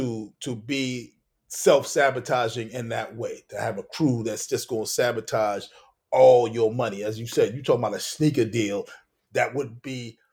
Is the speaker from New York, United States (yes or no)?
yes; Brooklyn, New York, United States; We, you know, we grew up in Brooklyn.